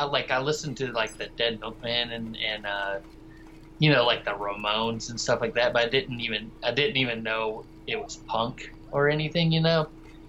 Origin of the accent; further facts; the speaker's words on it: Texas, United States; also born or lived in West Virginia / Georgia / Colorado; Just outside of Dallas, Texas.